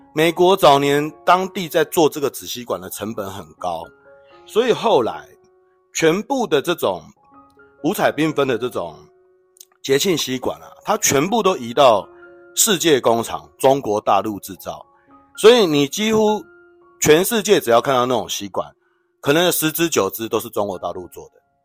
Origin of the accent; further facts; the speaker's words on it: Taiwan; 我们台湾没这个习惯啦